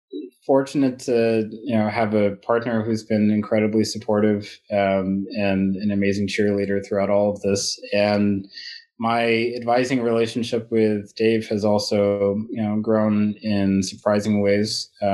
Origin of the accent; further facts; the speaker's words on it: England, United Kingdom; born there; I come from, you know, I was born in England. My family has traveled quite a bit.